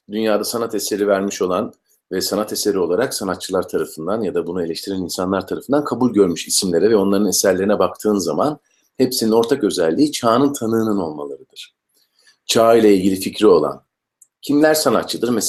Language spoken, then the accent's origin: Turkish; İzmir, Turkey; moved away; also born or lived in Hatay / Eskişehir; ben e, İzmirliyim. 72'de doğdum İzmir'de. Ondan sonra e, Karşıyaka'da Aydoğdu İlkokulunda başlayan eğitim maceram e, Eskişehir Devlet Konservatuvarı'nda bitti.